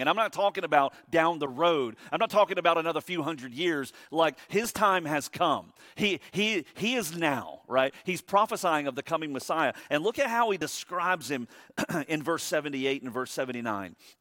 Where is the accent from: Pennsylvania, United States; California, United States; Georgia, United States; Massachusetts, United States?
Georgia, United States; Savannah; I was born and raised in Savannah.